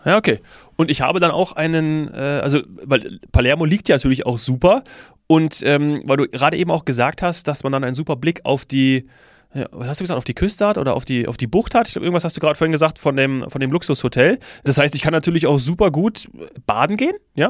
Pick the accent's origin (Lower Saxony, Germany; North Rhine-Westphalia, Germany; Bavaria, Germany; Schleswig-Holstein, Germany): Bavaria, Germany; Munich; als Münchner